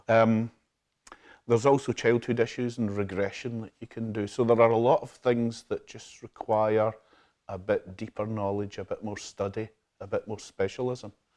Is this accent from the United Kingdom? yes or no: yes; Glasgow, Scotland, United Kingdom; also born or lived in Ayr / Troon; I was born and brought up in Glasgow in the South Side in King's Park, not far from Hampden.